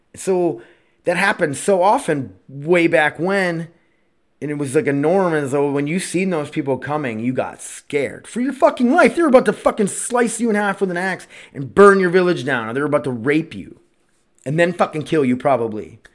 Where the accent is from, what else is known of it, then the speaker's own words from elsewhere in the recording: Milbank, South Dakota, United States; I was from Millbank, South Dakota, growing up